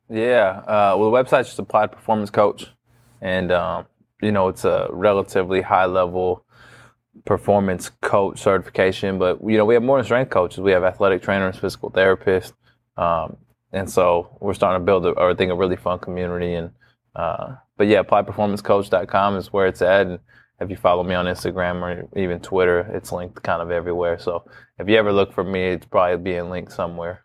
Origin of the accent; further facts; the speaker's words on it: Bay Area, California, United States; moved away as an adult; now in Lawrence, United States; born and raised in California in the Bay Area, never moved outside of California